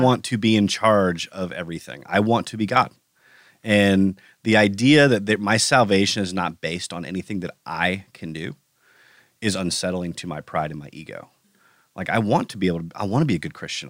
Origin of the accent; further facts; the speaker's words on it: United States; as an American